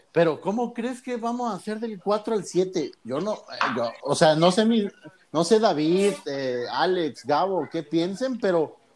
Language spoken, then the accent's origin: Spanish; Oaxaca, Mexico; Yo soy de Oaxaca